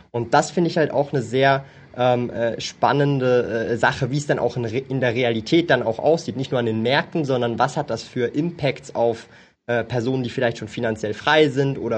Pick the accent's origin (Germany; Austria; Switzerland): Switzerland; Ich bin ja Schweizer, ich wohne hier in der Schweiz, lebe in der Schweiz.